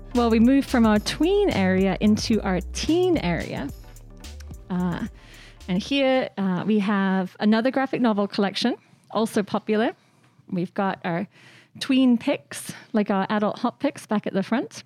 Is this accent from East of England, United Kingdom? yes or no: no; Shrewsbury, West Midlands, United Kingdom; moved away; I grew up uh, in Shrewsbury, which is a, a, town in Shropshire